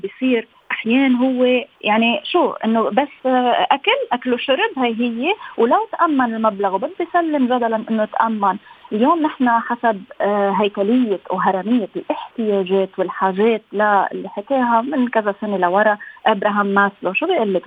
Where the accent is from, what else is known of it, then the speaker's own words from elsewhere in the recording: Lebanon; انا من لبنان